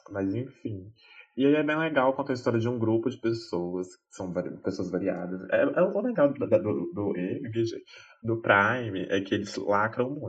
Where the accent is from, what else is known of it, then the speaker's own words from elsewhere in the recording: France; Portuguese is a second language; Porque assim, né, gente, sou francesa, né